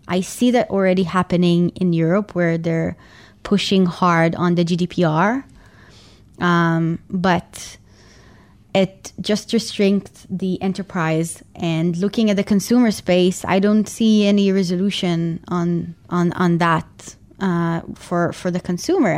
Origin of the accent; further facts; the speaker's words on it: Tel Aviv, Tel Aviv District, Israel; I'm originally from Tel Aviv, Israel.